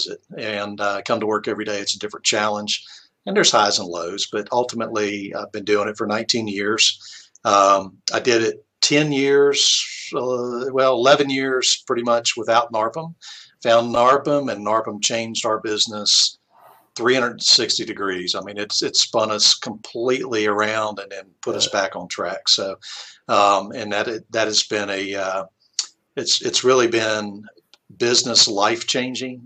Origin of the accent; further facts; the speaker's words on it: West Virginia, United States; now in Alabama, United States; I'm originally from West Virginia.